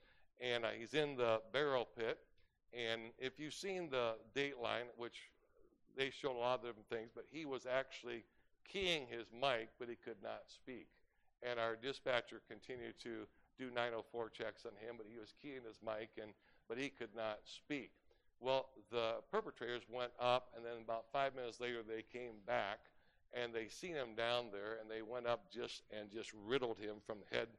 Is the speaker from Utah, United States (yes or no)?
no; Detroit, Michigan, United States; moved away as an adult; also born or lived in Tennessee; now in Montana, United States; I was raised in Detroit, Michigan, born and raised there, and stayed there for 19 years and went off to college. Then I pastored in Tennessee for about 10 years and moved to Montana